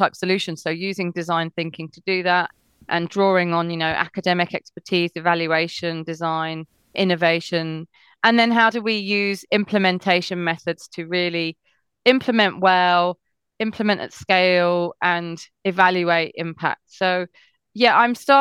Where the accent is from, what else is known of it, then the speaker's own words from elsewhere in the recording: England, United Kingdom; also born or lived in Switzerland; I grew up in a very unethnically diverse area in England